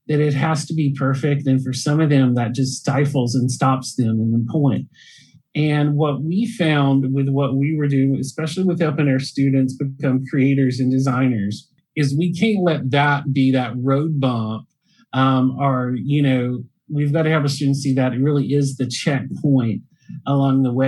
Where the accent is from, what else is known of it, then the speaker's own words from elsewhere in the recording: Salisbury, North Carolina, United States; I'm from Salisbury